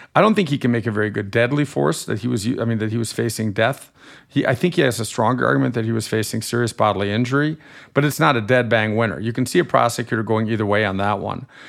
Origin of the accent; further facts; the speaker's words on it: Germany; accent: slightly nasal accent; moved away as an adult; now in United States; I grew up in Germany till I was 18, and I'm a German American dual national